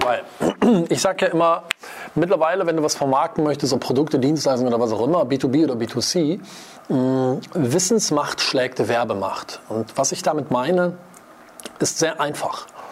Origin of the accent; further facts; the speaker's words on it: Wuppertal, North Rhine-Westphalia, Germany; ich komme aus Wuppertal-Vorwinkel